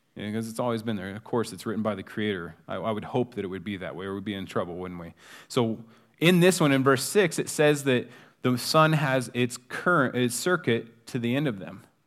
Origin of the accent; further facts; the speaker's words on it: United States; being an American